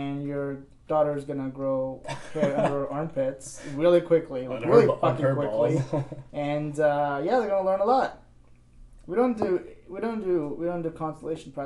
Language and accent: English; India; moved away as an adult; now in Vancouver, Canada; I was born in India, actually. I was born in a town